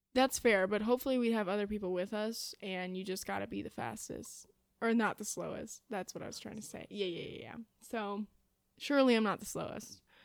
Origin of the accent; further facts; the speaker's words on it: Illinois, United States; moved away as an adult; now in Indiana, United States; I am from Illinois.